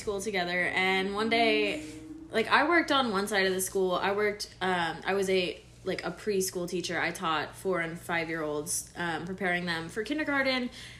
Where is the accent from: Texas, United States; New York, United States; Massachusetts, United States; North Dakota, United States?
Texas, United States; Houston; moved away as an adult; now in Austin, United States; I'm 24. I'm originally from Houston, but now I live in Austin. I moved here in like 2018, I think. So I've been here for a good couple years.